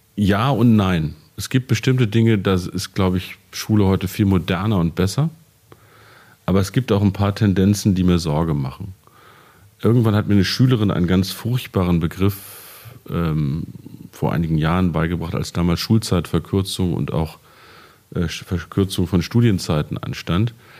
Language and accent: German; Peine, Lower Saxony, Germany; an meinem Gymnasium in meiner Heimatstadt in Peine